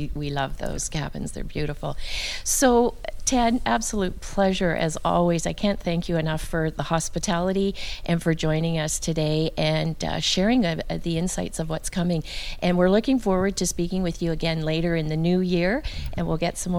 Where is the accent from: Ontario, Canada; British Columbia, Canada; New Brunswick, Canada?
British Columbia, Canada; Vancouver; I am, born and raised in Vancouver